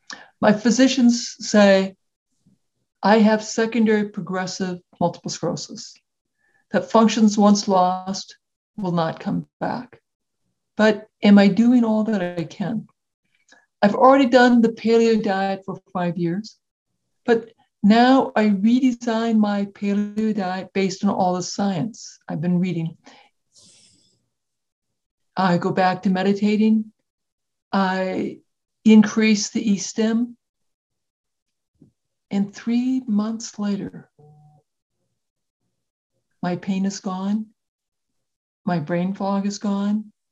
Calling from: Iowa City, Iowa, United States; So I'm located in Iowa City, Iowa, which is central United States.

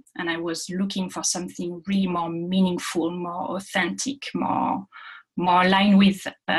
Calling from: Paris, Île-de-France, France; I'm calling from Paris tonight.

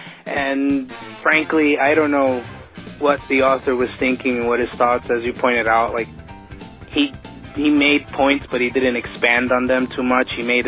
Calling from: New York, United States; from New York

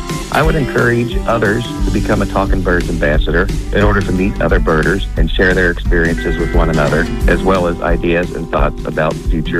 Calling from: Northern Kentucky, United States; I'm calling from Northern Kentucky.

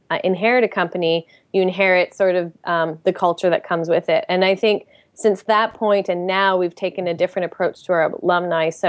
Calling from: Montreal, Quebec, Canada; I'm calling from Montreal.

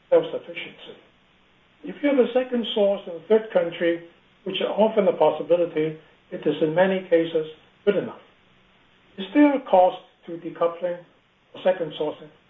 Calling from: Hong Kong; I'm actually calling from Hong Kong, not from the West Coast.

